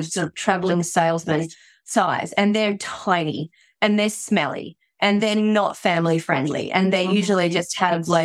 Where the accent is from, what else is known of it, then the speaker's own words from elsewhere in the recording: Australia; moved away as an adult; now in Japan; Obviously, by my accent, you can tell I'm not Japanese. So I'm Australian, and I found myself here in the year 2000 working with my brother.